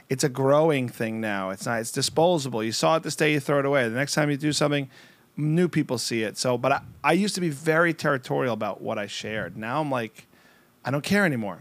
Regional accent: United States; also born or lived in New Jersey; I'm from New York and New Jersey

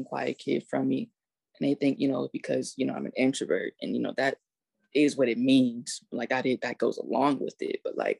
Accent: Cleveland, Ohio, United States; I was born in Cleveland, Ohio

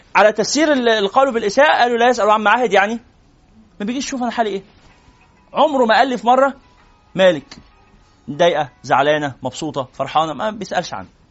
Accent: Cairo, Cairo Governorate, Egypt; وأنا من مدينة نصر

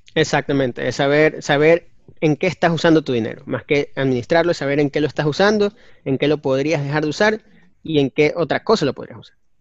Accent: Ecuador; Nosotros somos ecuatorianos

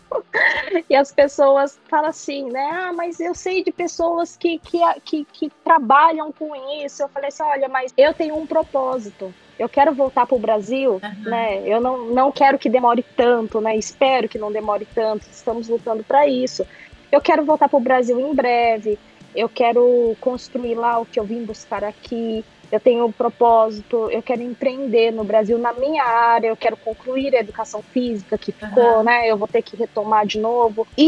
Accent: Japan; born there; Eu nasci aqui no Japão, né? Ah. Minha mãe me teve aqui, eu nasci aqui.

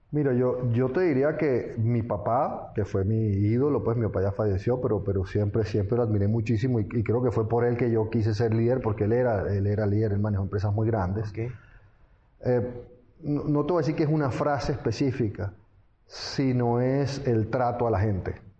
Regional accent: Venezuela; moved away as an adult; also born or lived in London, England / France / United States; yo nací en Londres, Inglaterra. pero mis padres eran venezolanos y yo al final me crié en Venezuela en general.

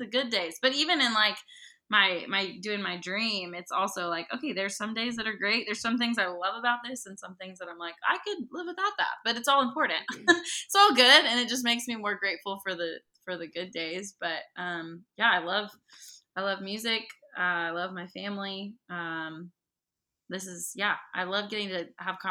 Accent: the Northwest, Pacific Northwest, United States; I'm from the Northwest, and I grew up on a farm with horses

